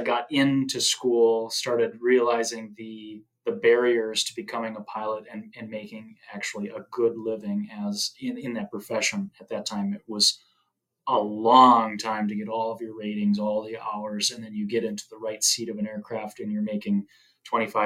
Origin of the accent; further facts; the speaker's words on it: Wisconsin, United States; moved away as an adult; also born or lived in St. Cloud, Minnesota; now in Thief River Falls, United States; I'm originally from Wisconsin and moved to the great state of Minnesota when I was 18